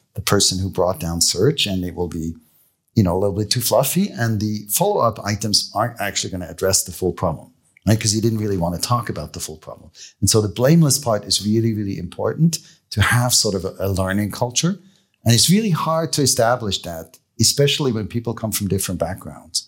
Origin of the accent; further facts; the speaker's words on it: Switzerland; moved away; I grew up in Leesville.